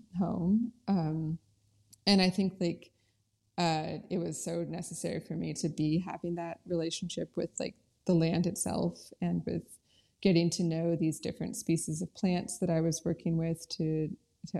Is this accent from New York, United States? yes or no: no; North Carolina, United States; also born or lived in Oregon / Colorado; I was born in Oregon, and then I moved to North Carolina when I was 10 and went to middle school and high school here.